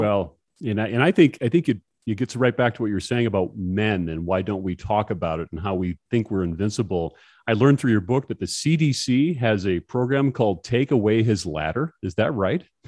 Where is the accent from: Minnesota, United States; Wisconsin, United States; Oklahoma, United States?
Minnesota, United States; Hoffman; I grew up in Hoffman, Minnesota, about three, eh, two and a half, three hours away from the Twin Cities